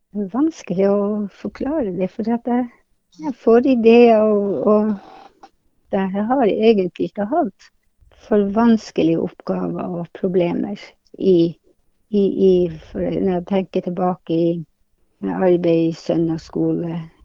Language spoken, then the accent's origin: Norwegian; Hammerfest, Finnmark, Norway; now in Tromsø, Norway; hjembyen min, Hammerfest